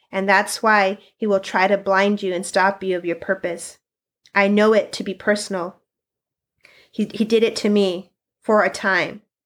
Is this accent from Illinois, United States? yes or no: no; Sunnyside, Washington, United States; I was born and raised in Sunnyside, Washington, and uh, currently am still planted, uh, in the small town